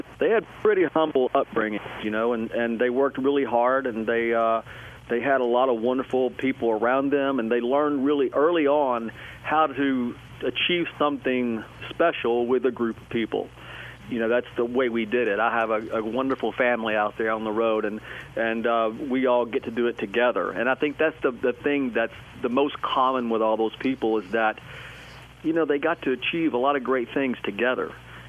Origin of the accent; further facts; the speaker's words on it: Tennessee, United States; And when I grew up in East Tennessee, and I was consumed by so much music. I obviously loved country music.